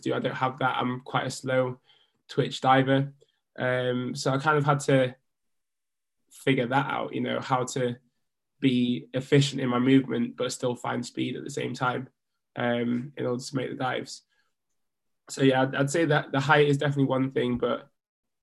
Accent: United Kingdom; also born or lived in Leeds / Jamaica; I grew up in the British system

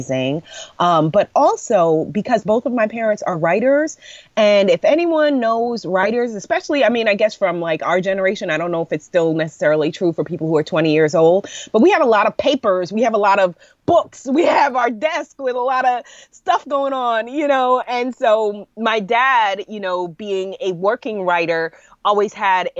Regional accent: New York City, New York, United States; also born or lived in Brooklyn, New York / Guyana (family); Born in Brooklyn, grew up in Queens, went to school in Manhattan and in upstate New York

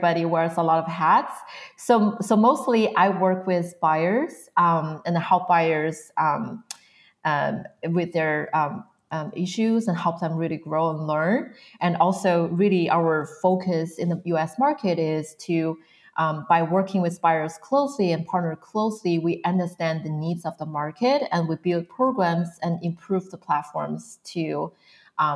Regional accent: a small town not far from Beijing, northern China, China; moved away as an adult; also born or lived in Pennsylvania, United States / Arizona / Portland / Seattle; now in United States; I was born and raised in China, mainland of China. So I was born from a small town not far from Beijing, so north part of China

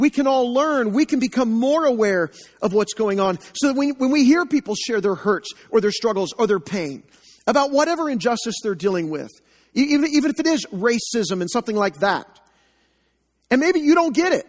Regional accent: Joplin, Missouri, United States; also born or lived in Enid, Oklahoma; We moved to Joplin when I was about 3 years old

